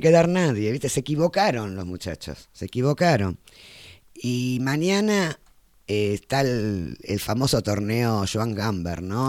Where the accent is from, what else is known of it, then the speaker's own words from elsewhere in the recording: Argentina; como argentinos